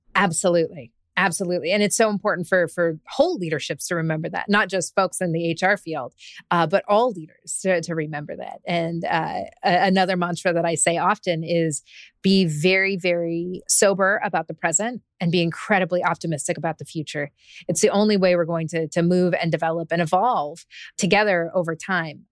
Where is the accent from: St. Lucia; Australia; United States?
United States; Alaska; when I was a little girl growing up in Alaska